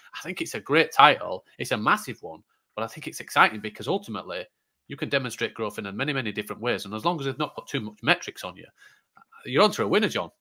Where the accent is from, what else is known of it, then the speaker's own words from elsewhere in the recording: Yorkshire and the Humber, United Kingdom; I'm from Yorkshire, still love it